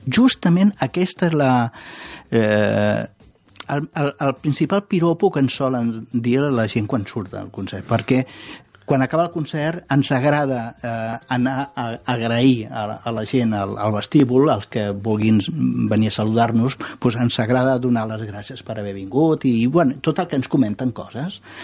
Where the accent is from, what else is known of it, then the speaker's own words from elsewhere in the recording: Catalonia, Spain; com a català